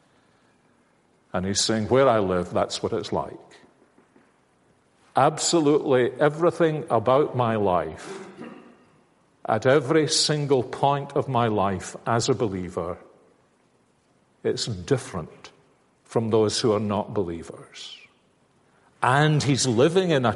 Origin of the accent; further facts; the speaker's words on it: Glasgow, Scotland, United Kingdom; When I was growing up, I'm a Glaswegian